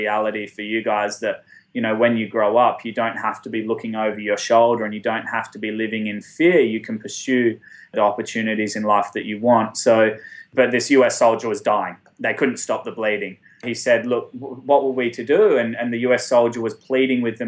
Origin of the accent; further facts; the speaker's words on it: Australia; I'm from Australia.